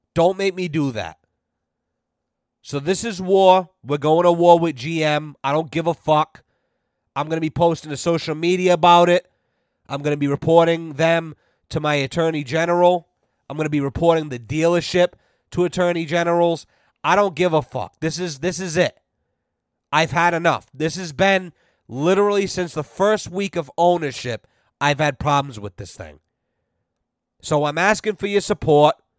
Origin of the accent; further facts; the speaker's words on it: United States; I'm an American